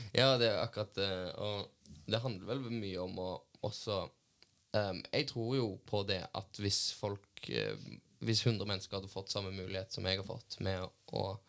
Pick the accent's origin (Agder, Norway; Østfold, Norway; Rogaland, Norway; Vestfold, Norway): Rogaland, Norway; Stavanger; accent: Stavanger dialect; also born or lived in Bergen; jeg snakka Stavanger-dialekt